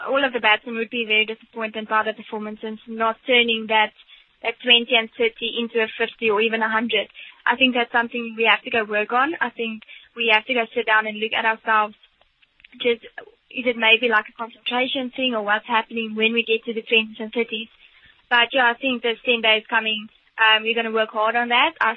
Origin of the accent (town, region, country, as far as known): South Africa